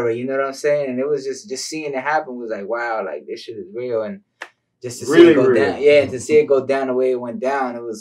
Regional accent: New York, United States; also born or lived in Tampa, Florida; now in Los Angeles, United States; I came from New York originally

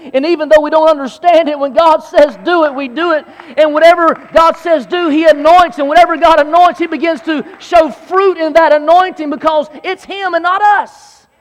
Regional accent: Belton, South Carolina, United States; also born or lived in Anderson, South Carolina; I grew up in Anderson, South Carolina, more specifically Belton, South Carolina.

